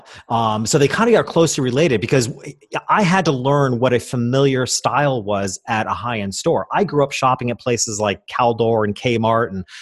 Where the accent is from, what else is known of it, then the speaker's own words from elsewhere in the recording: Hopewell Junction, New York, United States; I went back to my hometown, which was a small country town 2 hours north of New York City